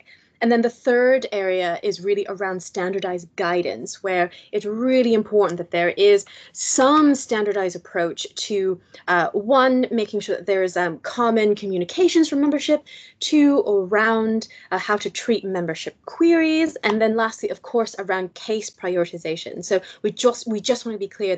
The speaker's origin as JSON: {"language": "English", "country": "United States", "moved": "yes", "lives_now": "United Kingdom", "said": "as an American"}